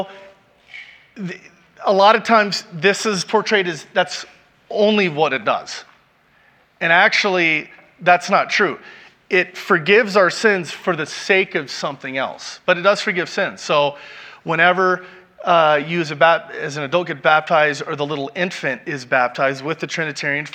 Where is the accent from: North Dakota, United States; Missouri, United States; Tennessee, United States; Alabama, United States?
Missouri, United States; Kansas City; moved away; I grew up in Kansas City, Missouri